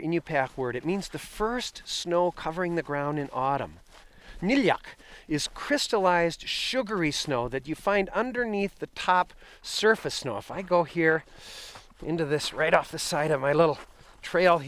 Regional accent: southern Wisconsin, United States; moved away as an adult; also born or lived in Wainwright, Alaska / Barrow, Alaska; my home in Wisconsin where I'd grown up

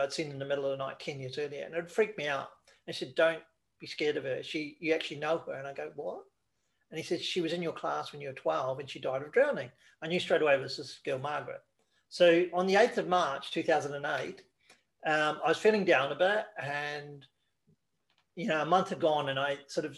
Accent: New Zealand; moved away; I went back to New Zealand, because I'm originally from New Zealand

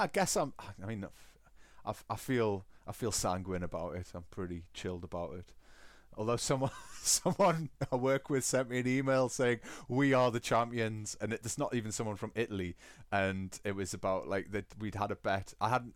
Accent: Newcastle upon Tyne, North East England, United Kingdom; accent: Geordie; now in Bavaria, Germany; I still have residual residual Geordie

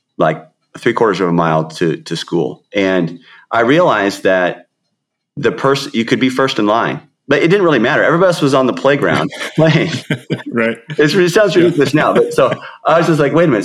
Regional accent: Seattle, Washington, United States; also born or lived in South King County; I grew up in the Seattle area

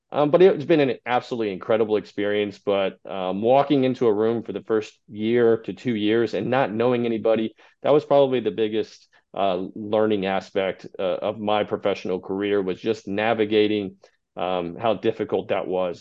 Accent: Texas, United States; moved away as an adult; also born or lived in Albuquerque, New Mexico; now in Clifton Park, United States; I grew up in Texas

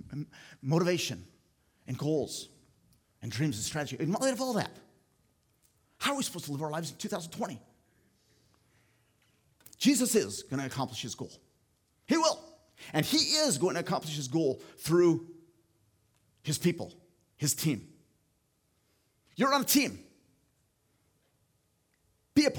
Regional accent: Philippines; moved away as an adult; now in United States; I grew up in the Philippines in a tribal group, Agta people

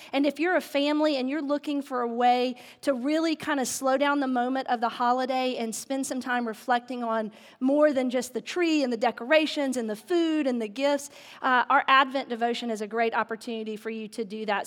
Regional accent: the South, United States; I grew up in the South

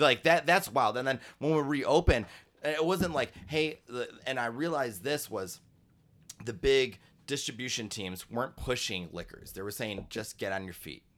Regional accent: Chicago, Illinois, United States; Keeler is the street I grew up on on the south side back when I was a kid, and it's Chicago

